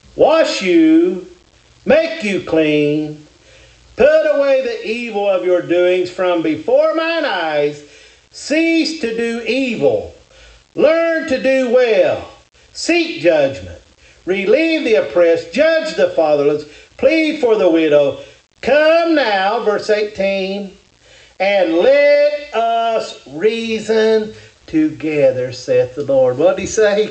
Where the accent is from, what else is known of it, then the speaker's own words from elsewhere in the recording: Kentucky, United States; I'm from Kentucky